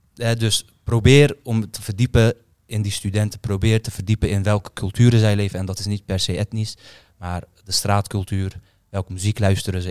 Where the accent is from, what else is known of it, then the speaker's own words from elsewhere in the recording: Netherlands; Ik ben opgegroeid in Kreuzwijk, eh, geboren in Kreuzwijk.